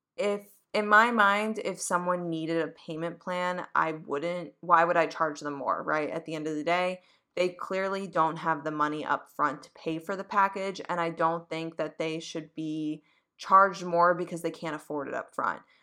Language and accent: English; Boston, Massachusetts, United States; now in New York, United States; coming from New York and I grew up in Boston